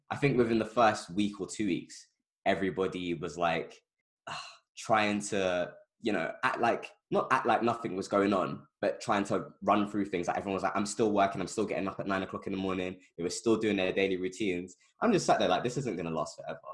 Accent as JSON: {"language": "English", "region": "London", "country": "United Kingdom", "tie": "born or raised there", "said": "I've lived in the same area my entire life, basically, um, Northwest London"}